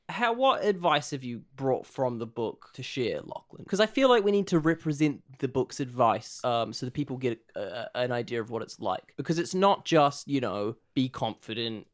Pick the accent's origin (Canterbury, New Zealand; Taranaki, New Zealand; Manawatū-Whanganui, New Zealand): Manawatū-Whanganui, New Zealand; Palmerston North; I'm twenty-two. I'm from Palmerston North